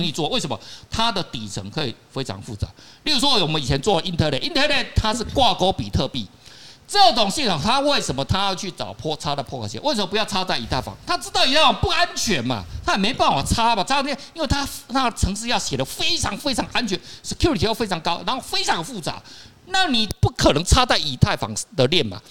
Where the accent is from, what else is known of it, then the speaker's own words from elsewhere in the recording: Taiwan; 我们台湾人